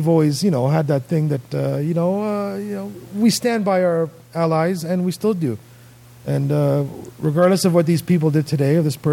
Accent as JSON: {"language": "English", "country": "Canada", "said": "as a Canadian"}